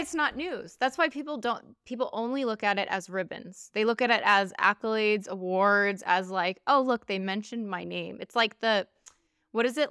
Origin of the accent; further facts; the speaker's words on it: United States; I'm an American